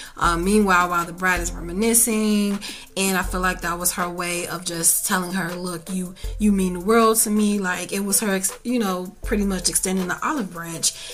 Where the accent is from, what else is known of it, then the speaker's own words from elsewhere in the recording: Chicago, Illinois, United States; my hometown of Chicago